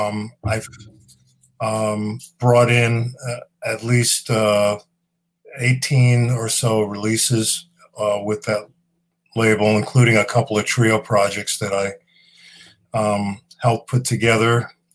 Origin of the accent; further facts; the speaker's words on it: Long Island, New York, United States; also born or lived in The Bronx, New York; I was born there. Yep. And I grew up out on Long Island.